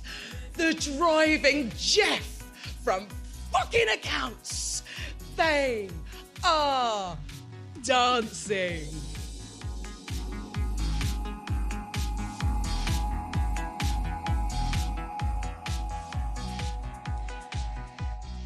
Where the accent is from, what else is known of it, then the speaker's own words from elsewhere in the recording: Watford, East of England, United Kingdom; now in Birmingham, United Kingdom; I grew up in Watford